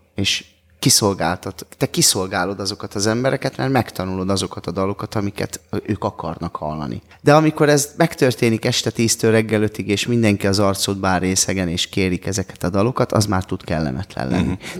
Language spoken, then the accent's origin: Hungarian; Budapest, Hungary; És ugye mi Kőbányán születtünk, ott, ott éltünk